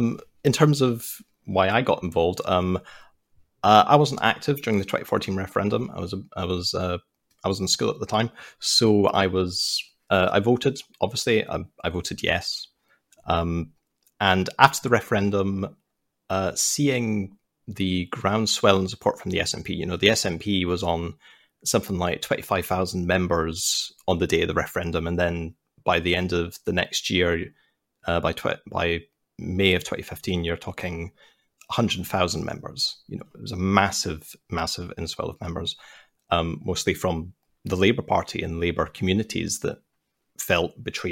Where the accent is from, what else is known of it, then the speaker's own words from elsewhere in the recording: Scotland, United Kingdom; Scotland, but we're more of a centre-left to left-leaning country.